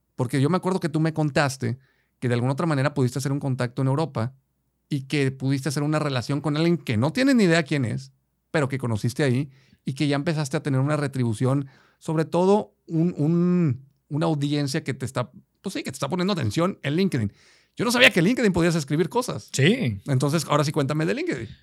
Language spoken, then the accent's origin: Spanish; Mexico